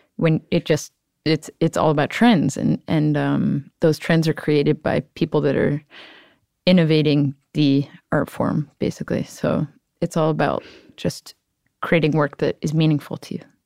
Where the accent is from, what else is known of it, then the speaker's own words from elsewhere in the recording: Cleveland, Ohio, United States; moved away; I'm from Cleveland, Ohio